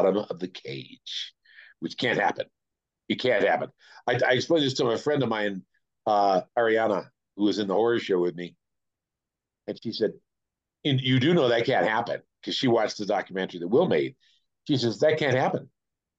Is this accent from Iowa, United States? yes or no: no; Oakland, California, United States; also born or lived in Las Vegas, Nevada; now in Taos, United States; I'm from Oakland, where we have rats